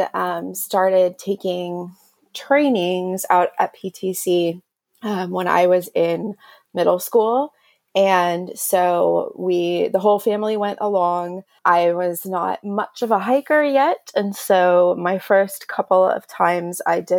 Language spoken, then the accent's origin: English; Houston, Texas, United States; I'm from Houston, Texas